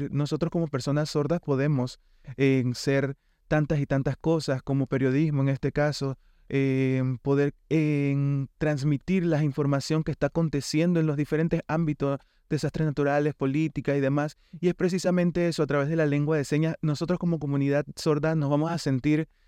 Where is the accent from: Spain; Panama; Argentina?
Panama; Nací en Panamá, soy panameño